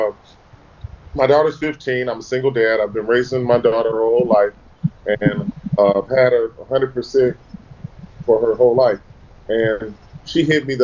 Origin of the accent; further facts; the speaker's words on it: Los Angeles, California, United States; all of us growing up in Los Angeles